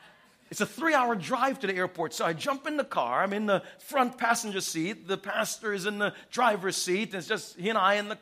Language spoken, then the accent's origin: English; New York City, New York, United States; I grew up in New York City.